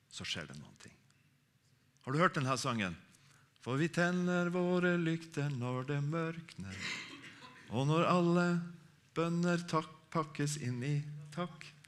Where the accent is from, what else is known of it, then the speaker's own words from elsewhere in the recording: Harstad, Troms, Norway; moved away; Jeg er fra Harstad, egentlig, eh, eh oppe i Troms